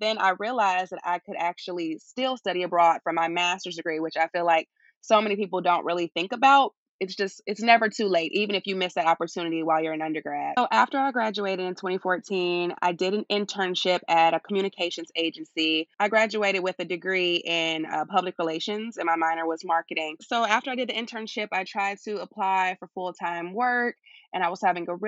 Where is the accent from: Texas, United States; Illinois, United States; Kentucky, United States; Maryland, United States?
Illinois, United States; Chicago; moved away as an adult; now in London, United Kingdom; My hometown is Chicago, Illinois, and I was 26 when I left.